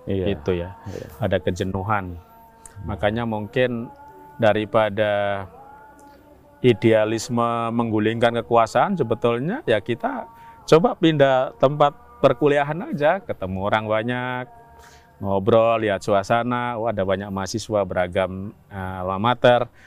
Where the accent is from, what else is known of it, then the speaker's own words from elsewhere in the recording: East Java, Indonesia; kampung mungkin di Jawa Timur yang pernah disebut 100% Muhammadiyah.